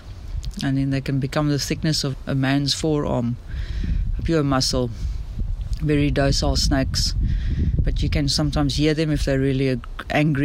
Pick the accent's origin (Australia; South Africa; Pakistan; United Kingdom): South Africa; Swellendam, Western Cape; Growing up in Swellendam, which is also along the Langeberg Mountains